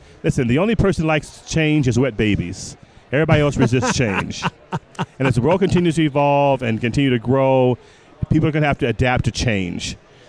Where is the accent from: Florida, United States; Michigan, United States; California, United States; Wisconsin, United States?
Michigan, United States; Detroit; now in Chicago, United States; Born and raised in Detroit, live in Chicago.